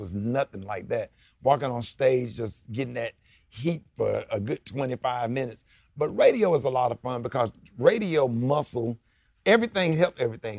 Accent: Birmingham, Alabama, United States; born or raised there

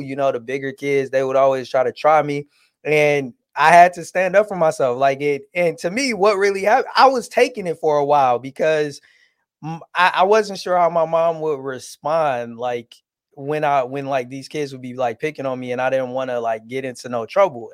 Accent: Detroit, Michigan, United States; also born or lived in Southfield, Michigan; even though I was born and raised in Detroit, we actually moved outside of Detroit soon as I started high school

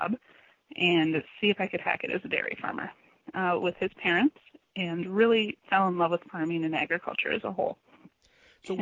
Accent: Madison, Wisconsin, United States; I grew up in Madison, Wisconsin

